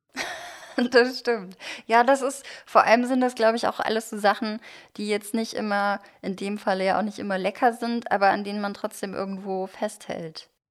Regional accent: Germany; ich bin wirklich komplett Kartoffel hier. Beide Eltern aus Deutschland

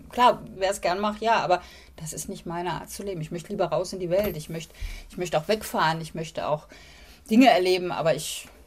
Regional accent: Hamburg, Germany; Ich komme aus Hamburg und die Familie, die hatten alle Reihenhäuser, aber winzig klein.

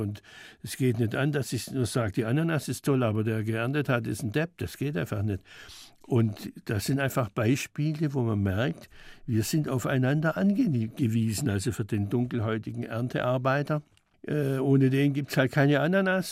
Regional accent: Schwäbisch Gmünd, Baden-Württemberg, Germany; moved away as an adult; now in Stuttgart, Germany; in Schwäbisch Gmünd war das, da war ich 18 Jahre lang in meinem Heimatort

